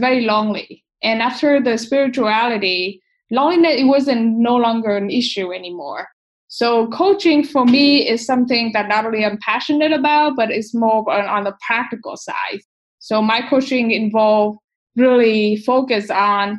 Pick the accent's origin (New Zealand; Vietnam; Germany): Vietnam; growing up in Asia, spirituality is something that we value and we pay attention